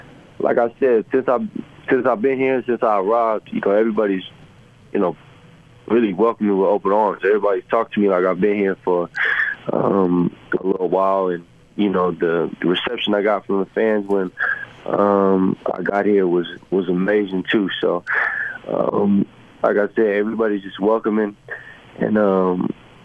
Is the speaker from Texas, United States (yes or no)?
yes; San Antonio, Texas, United States; moved away as an adult; also born or lived in Missouri / Los Angeles / Cleveland; now in Utah, United States; I'm from San Antonio, Texas